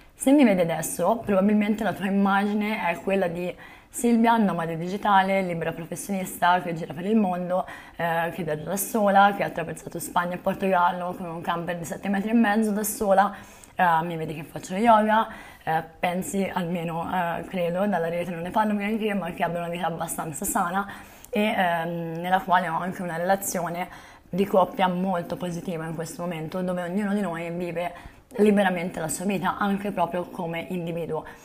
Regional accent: Volterra, Tuscany, Italy; moved away as an adult; also born or lived in Zahara de los Atunes, Spain; a Volterra, nel mio paese natale

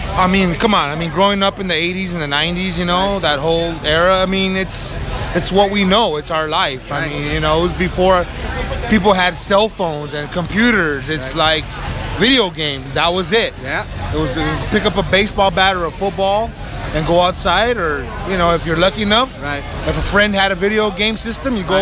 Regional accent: Los Angeles, California, United States; Born and raised

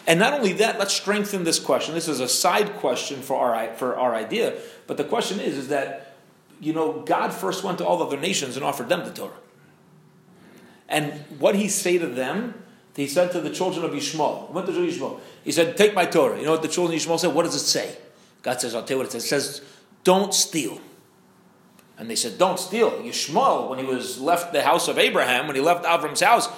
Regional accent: Maryland, United States; now in St. Louis, United States; I'm from Maryland

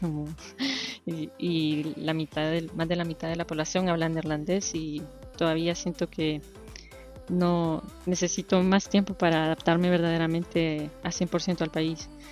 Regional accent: Tegucigalpa, Francisco Morazán, Honduras; moved away as an adult; also born or lived in United States / Madrid, Spain / Denmark / Washington, D.C.; now in Brussels, Belgium; soy de Tegucigalpa

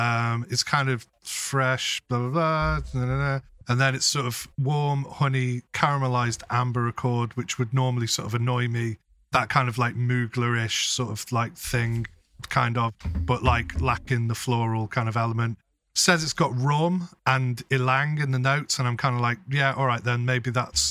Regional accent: England, United Kingdom; We're fucking English people

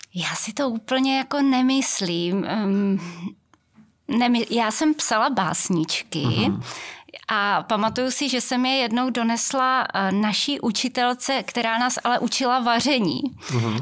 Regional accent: near Velké Meziříčí, Vysočina Region, Czechia; já pocházím z Vysočiny, konkrétně od Velkého Meziříčí, z malé vesničky

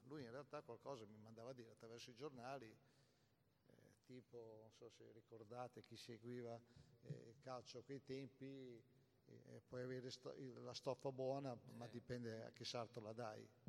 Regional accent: Cesenatico, Emilia-Romagna, Italy; sono tornato sempre con mia moglie a Cesenatico perché il giorno successivo avevo l'appuntamento con tutti i giornalisti di calcio che venivano a Cesenatico, al mio paese

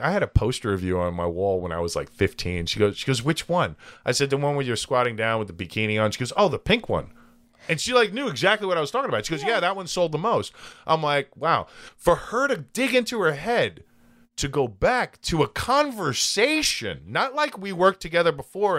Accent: United States; I was born here

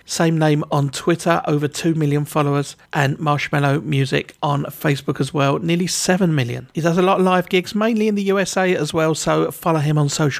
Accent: England, United Kingdom; I always say Z because I'm English

